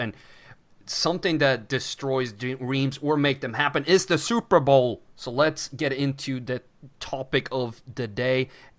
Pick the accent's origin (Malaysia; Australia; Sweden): Sweden; English is a second language; moved away; growing up in Sweden